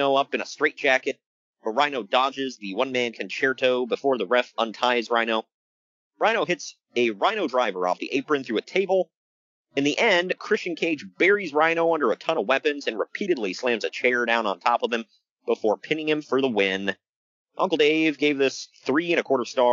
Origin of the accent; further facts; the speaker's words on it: Ohio, United States; I'm from Ohio